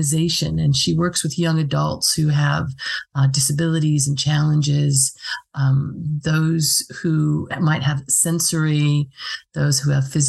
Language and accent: English; United States; also born or lived in rural England; now in England, United Kingdom; As an American psychotherapist living in rural England